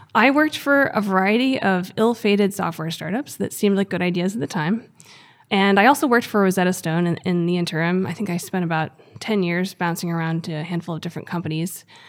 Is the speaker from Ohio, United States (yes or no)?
no; Gettysburg, Pennsylvania, United States; I grew up in Gettysburg, Pennsylvania.